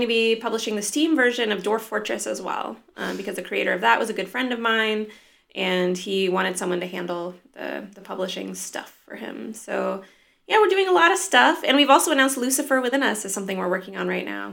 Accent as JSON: {"language": "English", "area": "near Joshua Tree National Park", "region": "Southern California", "country": "United States", "tie": "born or raised there", "also_born_or_lived": "Los Angeles / Norway", "said": "I was born in L A, and grew up in a tiny little town near Joshua Tree National Park"}